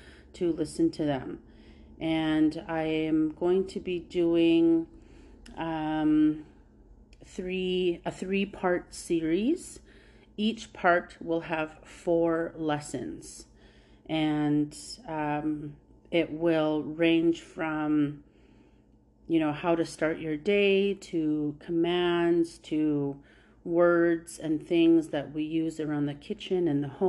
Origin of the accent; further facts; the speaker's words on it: Fishing Lake First Nation, Saskatchewan, Canada; now in Regina, Canada; I am from Fishing Lake First Nation, but I currently live in Regina.